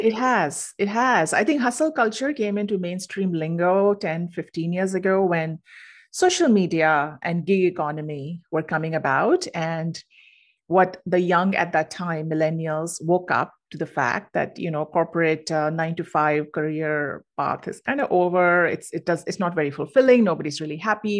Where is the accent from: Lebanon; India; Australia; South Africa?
India; moved away as an adult; now in United States; originally I'm from India and I moved to the U S for grad school.